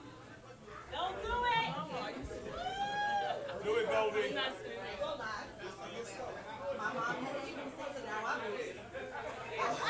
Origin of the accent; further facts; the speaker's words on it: New York, United States; I got to see the diversity that I missed about my hometown